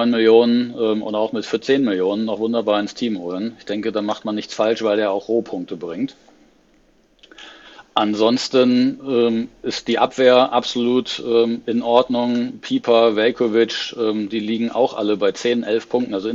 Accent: Oldenburg, Lower Saxony, Germany; Ich komme selber aus Oldenburg, habe daher eine regionale Nähe und ähm, die halbe Stadt hier ist Werder-Fan.

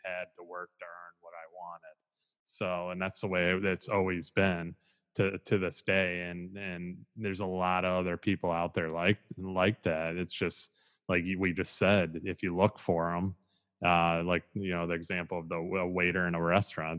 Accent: Midwest, United States; moved away; I'm originally from the Midwest

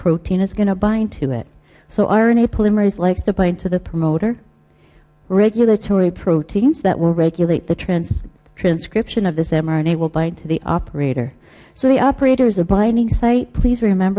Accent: Canada; I'm Canadian

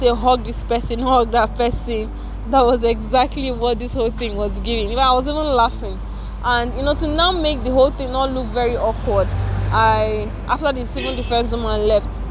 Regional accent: Nigeria; I'm a Nigerian, I'm staying in Nigeria

